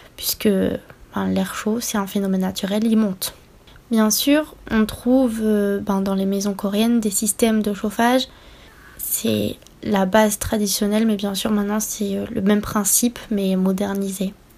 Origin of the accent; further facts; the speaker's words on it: France; j'ai grandi en France et je suis française